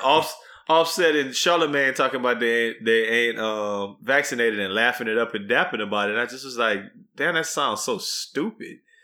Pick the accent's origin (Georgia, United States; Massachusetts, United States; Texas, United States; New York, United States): Texas, United States; as a Texan